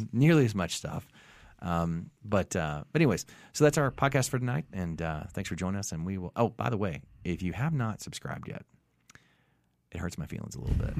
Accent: the South, United States; I'm from the South

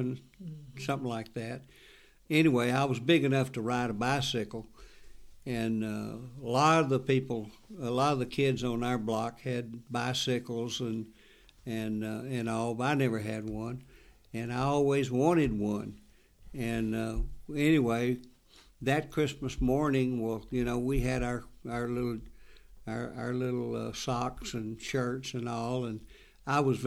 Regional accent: North Carolina, United States; as a child growing up in North Carolina

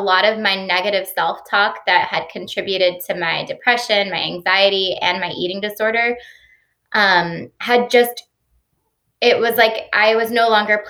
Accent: Stone Mountain, Georgia, United States; also born or lived in Austin, Texas; I grew up in Stone Mountain, Georgia. So I'm a Georgia native

